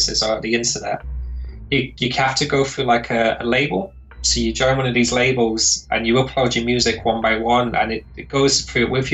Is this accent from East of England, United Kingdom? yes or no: no; Lancaster, North West England, United Kingdom; moved away as an adult; also born or lived in Glasgow, Scotland; I moved from Lancaster in Northern England to Glasgow in Scotland